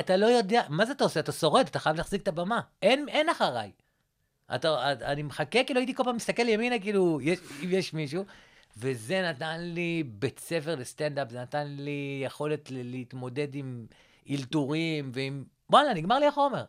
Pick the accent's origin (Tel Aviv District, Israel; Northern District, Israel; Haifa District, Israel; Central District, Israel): Central District, Israel; Rehovot; מאיפה אתה? אה, אמרתי לו, רחובות